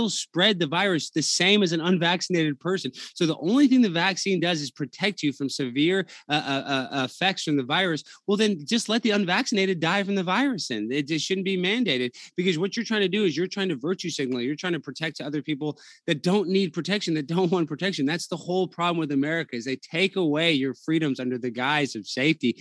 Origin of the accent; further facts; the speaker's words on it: United States; as an American